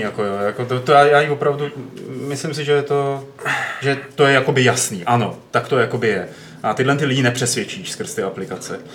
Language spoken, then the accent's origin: Czech; Czechia; my, když to budeme hrát jako Češi